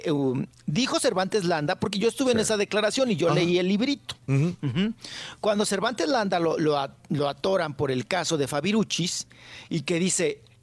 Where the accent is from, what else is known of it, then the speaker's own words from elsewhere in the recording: Delicias, Chihuahua, Mexico; moved away; de donde yo soy, de la misma tierra, del mismo ombligo, de Delicias, del, papá gobernador, de ahí, del municipio de Delicias, Chihuahua.